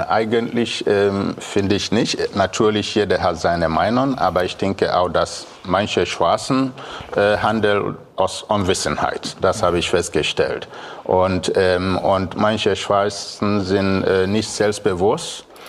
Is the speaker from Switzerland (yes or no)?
no; Biafra, Nigeria; German is a second language; now in Kiel, Germany; Ich komme aus Biafra mhm. in Nigeria